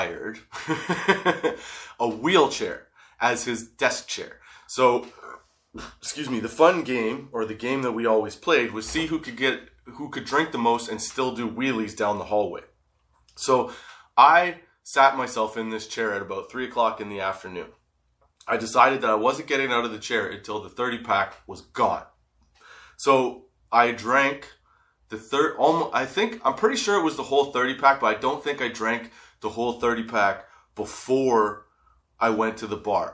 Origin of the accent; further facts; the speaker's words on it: Canada; I'm in Canada, obviously